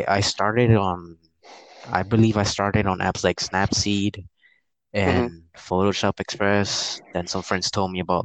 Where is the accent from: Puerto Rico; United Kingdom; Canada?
Puerto Rico; now in Houston, United States; I live in Houston, Texas, and I was born in Puerto Rico